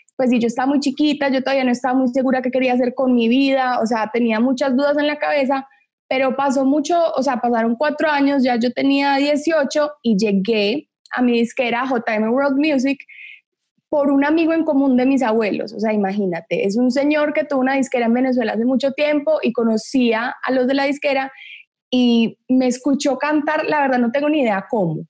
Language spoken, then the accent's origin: Spanish; Medellín, Antioquia, Colombia; born or raised there; also born or lived in Miami / Los Angeles